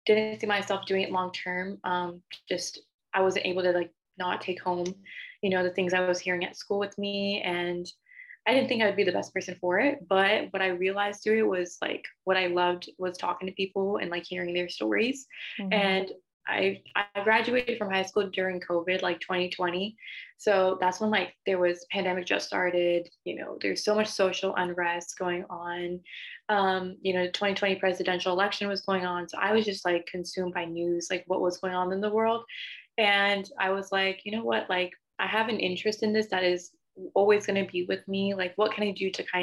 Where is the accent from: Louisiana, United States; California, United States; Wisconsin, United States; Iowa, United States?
California, United States; Diamond Bar; I'm from SoCal, so Dime Bar, California